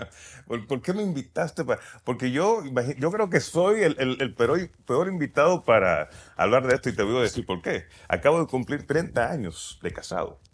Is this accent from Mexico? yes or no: no; Puerto Rico; nací en Puerto Rico